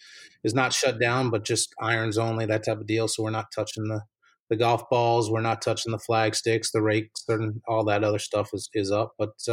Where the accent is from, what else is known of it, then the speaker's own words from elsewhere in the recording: East Hampton, New York, United States; moved away as an adult; now in Morganton, United States; I grew up in New York, Long Island, New York, in East Hampton. And so coming from a small area